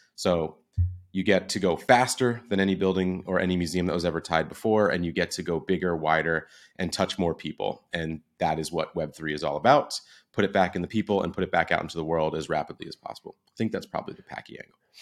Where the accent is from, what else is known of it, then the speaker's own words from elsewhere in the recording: New Jersey, United States; I'm from New Jersey, grew up going into the city all the time